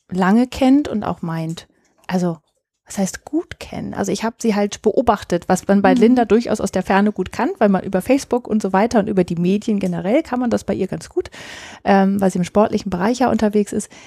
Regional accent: Oldendorf, Germany; zum Zweiten ist Oldendorf mein Heimatort. Ich bin hier aufgewachsen.

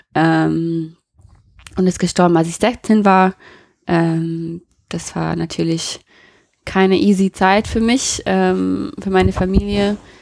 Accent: Colorado, United States; German is a second language; moved away as an adult; also born or lived in Nashville, Tennessee / Stuttgart, Germany; now in Neustadt an der Weinstraße, Germany; Ich bin in Colorado aufgewachsen, in den USA

